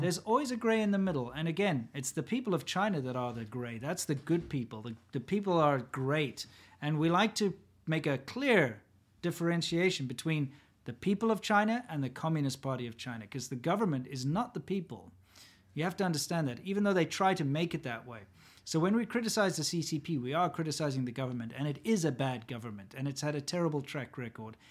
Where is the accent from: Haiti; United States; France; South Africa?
South Africa; born or raised there